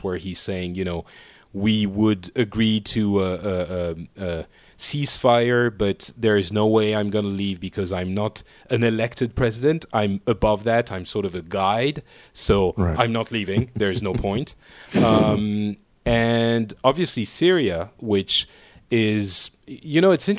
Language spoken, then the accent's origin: English; Paris, Île-de-France, France; I'm from Paris